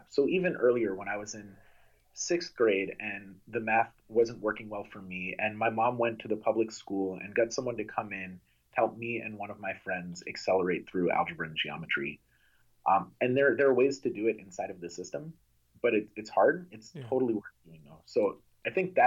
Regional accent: Amherst, Massachusetts, United States; I grew up in Amherst, Massachusetts, that has a phenomenal public education system

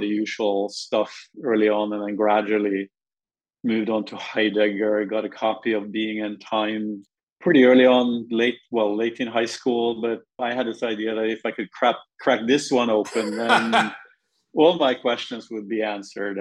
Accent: Norway; moved away; growing up in Norway

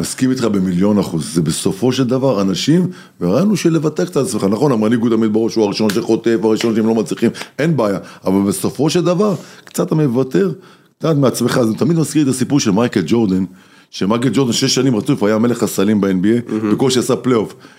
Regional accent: Sderot, Southern District, Israel; moved away; נוסע הביתה להורים בשדרות

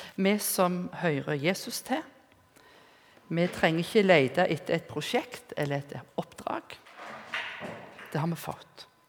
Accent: Rennesøy, Rogaland, Norway; var hjemme på Rennesøy.

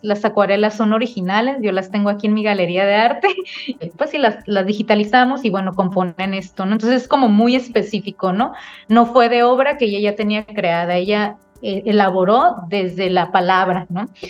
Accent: Tijuana, Baja California, Mexico; nací aquí en la ciudad de Tijuana

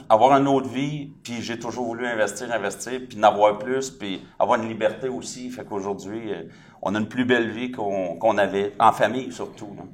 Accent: Saint-Jérôme, Quebec, Canada; je suis de Saint-Jérôme

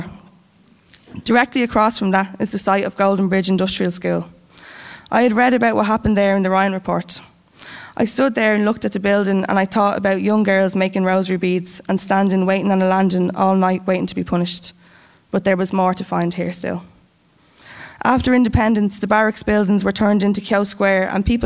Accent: Ireland; as an Irish person

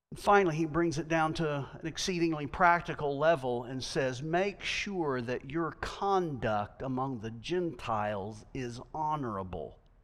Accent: United States; I am American

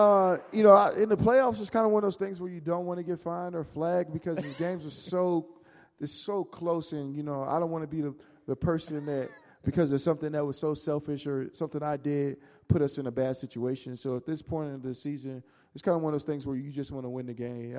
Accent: Louisiana, United States; now in Seattle, United States; mean, I grew up in a place that's just different from here. So it was something that I seen, you know. I'm originally from Louisiana, so, huh?

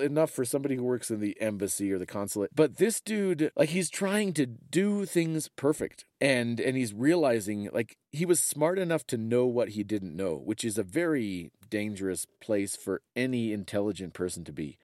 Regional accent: United States

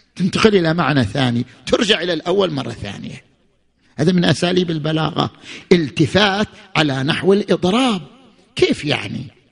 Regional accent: Qatif, Eastern Province, Saudi Arabia; عندنا في القطيف

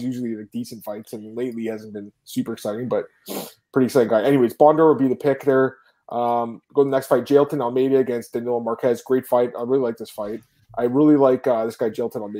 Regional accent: Scarborough, Ontario, Canada; Scarborough, Ontario, Canada. That's my hometown

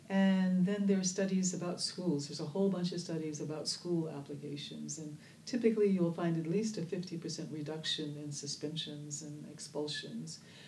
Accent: Oakland, California, United States

